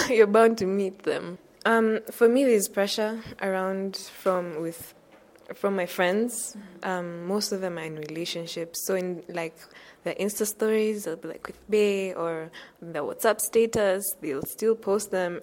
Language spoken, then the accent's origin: English; Nairobi, Kenya; I'm from Nairobi, Kenya.